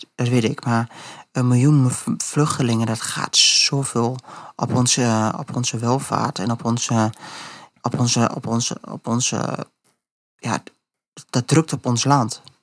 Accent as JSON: {"language": "Dutch", "country": "Netherlands", "said": "wij zijn als Nederlanders"}